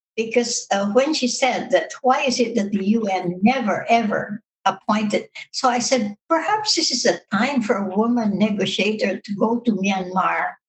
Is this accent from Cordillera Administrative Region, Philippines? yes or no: yes; Baguio, Cordillera Administrative Region, Philippines; my hometown, Baguio